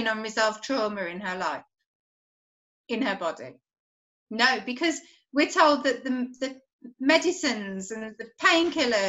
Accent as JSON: {"language": "English", "town": "Birmingham", "region": "West Midlands", "country": "United Kingdom", "said": "I'm from Birmingham in the UK"}